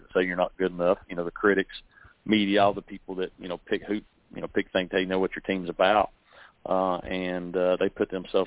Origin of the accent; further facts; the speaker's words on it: near Knoxville, East Tennessee, United States; moved away as an adult; also born or lived in South Carolina; I grew up in East Tennessee, right outside of Knoxville, a little small town